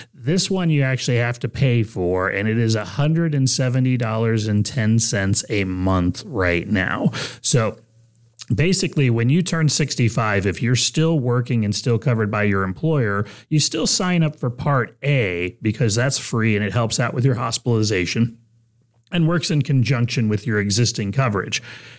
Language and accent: English; Texas, United States; now in Ohio, United States; But, you know, I come from Texas when I moved up here, and, you know, it's beautiful in Ohio.